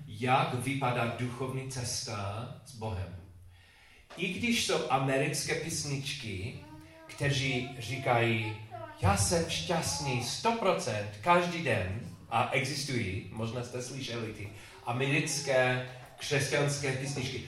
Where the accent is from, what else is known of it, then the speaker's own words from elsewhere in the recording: England, United Kingdom; Czech is a second language; moved away; also born or lived in Chicago, United States; když jsem byl mladý kluk v Anglii, ta škola